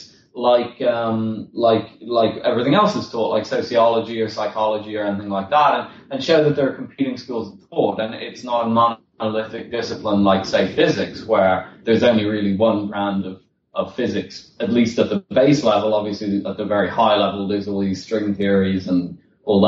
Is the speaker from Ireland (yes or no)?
yes; Dublin, Leinster, Ireland; moved away as an adult; now in London, United Kingdom; I'm from Dublin originally, and I moved to London about four and a half years ago